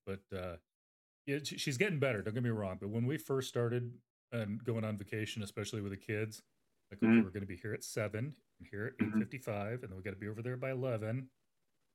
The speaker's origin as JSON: {"language": "English", "town": "Phoenix", "region": "Arizona", "country": "United States", "tie": "born or raised there", "moved": "yes", "lives_now": "Omaha, United States", "said": "I grew up in Phoenix."}